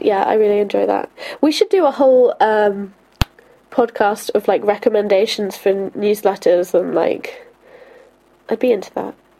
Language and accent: English; London, United Kingdom; growing up in London